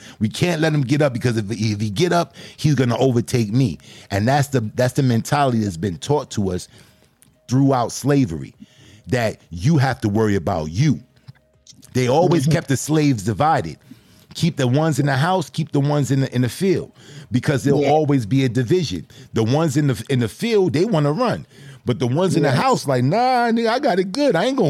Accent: Brooklyn, New York, United States; And you don't mess with me because I'm from Brooklyn?

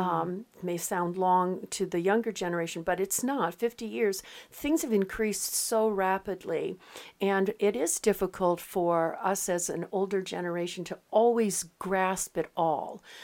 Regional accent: West Coast, United States; moved away; I come from the West Coast

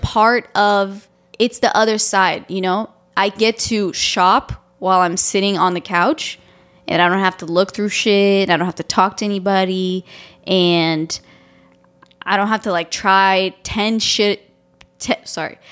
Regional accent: Romania; moved away; I'm Romanian and I grew up in Romania.

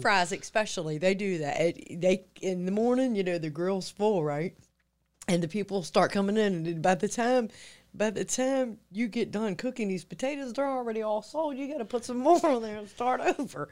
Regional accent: Chesapeake, Virginia, United States; the section of Indian River, where I was actually born and raised

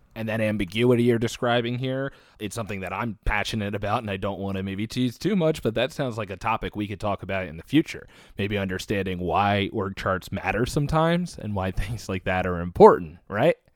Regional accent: United States; proud of being American

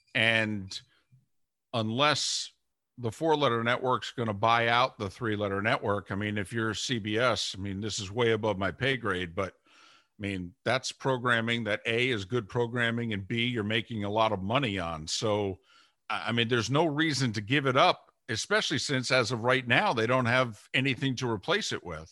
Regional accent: New Jersey, United States; moved away; I grew up in New Jersey

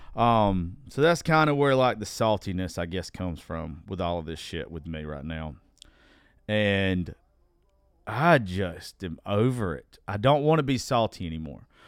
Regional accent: United States; I'm from Dodge County

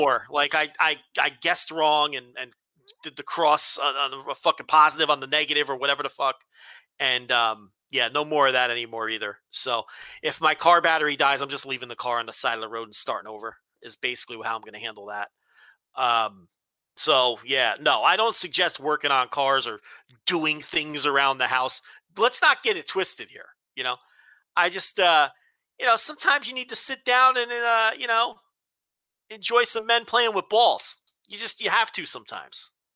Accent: New Jersey, United States; growing up in Jersey that year, I was a little kid

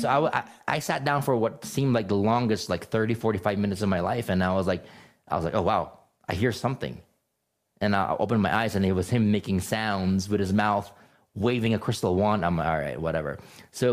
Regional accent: Philippines; moved away; also born or lived in California; I grew up in the Philippines, and I grew up in a very strict Catholic upbringing

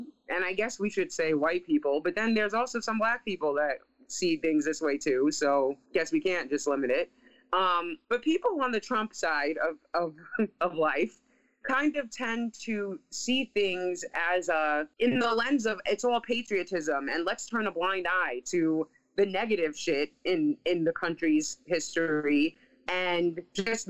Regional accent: New York City, New York, United States; moved away; my hometown newspaper

